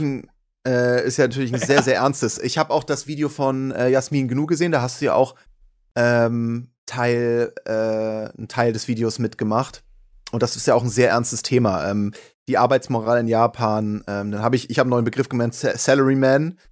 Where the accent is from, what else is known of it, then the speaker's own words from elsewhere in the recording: Hamburg, Germany; Hamburg ist ja auch meine Heimat.